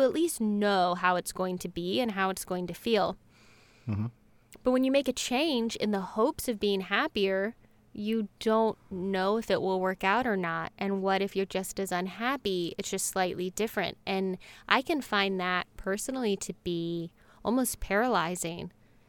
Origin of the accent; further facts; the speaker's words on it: North Carolina, United States; now in Los Angeles, United States; I grew up in North Carolina, and I moved to Los Angeles almost exactly 11 years ago.